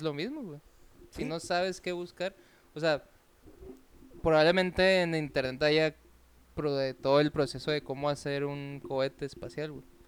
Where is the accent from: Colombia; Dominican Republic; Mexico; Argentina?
Mexico; Cananea, Sonora; En Cananea, se está de donde yo soy oriundo